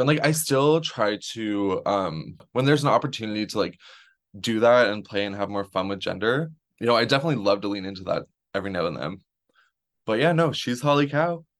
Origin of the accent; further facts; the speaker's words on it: Renfrew, Ontario, Canada; I grew up in the Ottawa Valley. I, born and raised on a farm outside of Renfrew